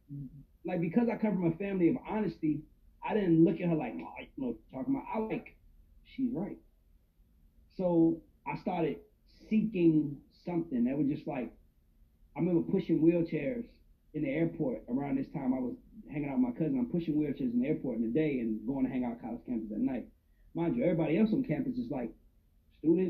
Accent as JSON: {"language": "English", "town": "New York City", "region": "New York", "country": "United States", "tie": "born or raised there", "also_born_or_lived": "Atlanta, Georgia", "moved": "yes", "said": "I'm originally from the South Bronx, Patterson Projects"}